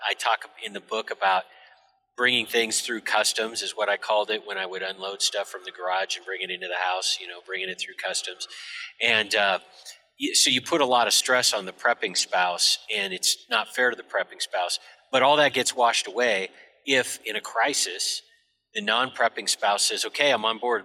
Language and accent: English; United States; I grew up by the Canadian border, so I'm I'm functionally Canadian